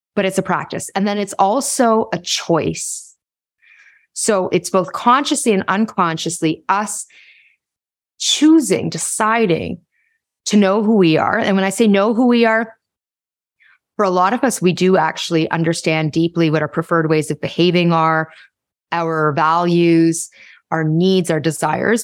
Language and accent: English; Toronto, Ontario, Canada; I was born in Toronto along with my siblings, and we had the, had a quintessential child of immigrants upbringing